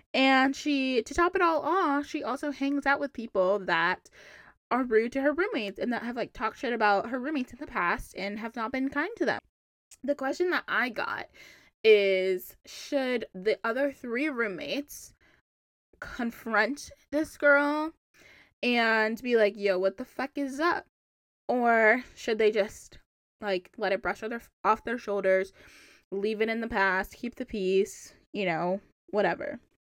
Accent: Charlotte, North Carolina, United States; moved away as an adult; now in Boston, United States; I'm from Charlotte. Like I love Charlotte. I rep Charlotte so hard. Obviously, I moved from Charlotte

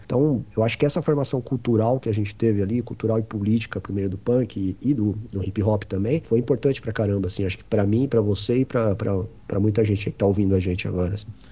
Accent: São Paulo, Brazil; Sou nasci no Grajaú, Zona Sul de São Paulo, extremo sul de São Paulo. Morei lá até os meus 19 anos

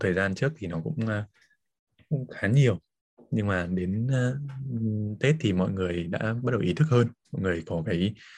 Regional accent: Hà Giang, Vietnam; moved away; quê mình ở Hà Giang

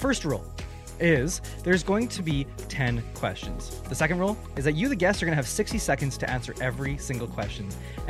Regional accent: Canada; welcome to my channel. I am a Canadian podcaster

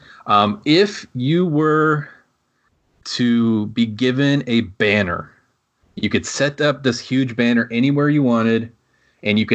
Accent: Michigan, United States; moved away; I grew up in Michigan and living, of course, here now.

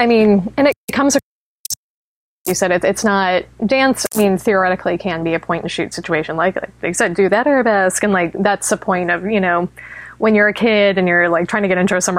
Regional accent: Tucson, Arizona, United States; growing up in Tucson

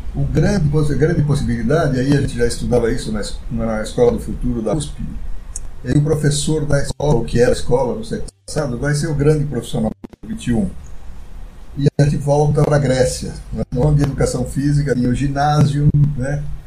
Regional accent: São Caetano do Sul, São Paulo, Brazil; nasci em São Caetano do Sul

